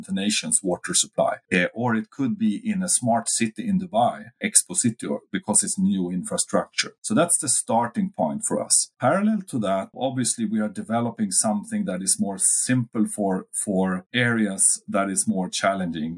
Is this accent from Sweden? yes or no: yes; Uppsala, Uppsala County, Sweden; my hometown Uppsala